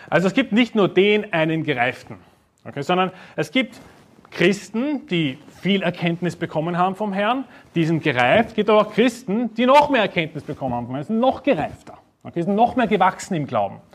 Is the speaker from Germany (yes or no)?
no; Vienna, Austria; Ja, ich bin aus Wien, das Wiener Schnitzel, okay.